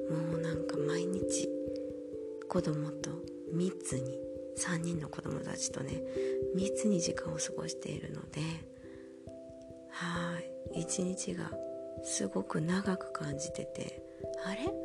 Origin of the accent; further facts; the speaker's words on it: Japan; first language Japanese; moved away as an adult; now in Germany; 日本語って母国語